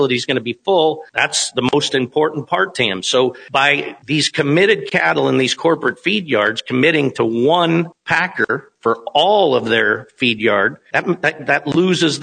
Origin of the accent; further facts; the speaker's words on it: Kimball, South Dakota, United States; Where I grew up in Kimball, there were 11 sale barns in a 100-mile radius of me in 1991.